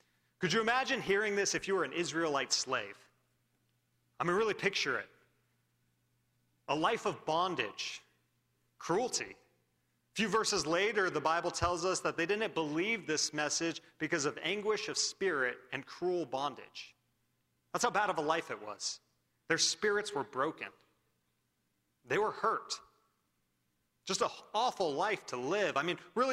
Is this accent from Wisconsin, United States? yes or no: no; Wildomar, California, United States; I grew up in Wildomar, California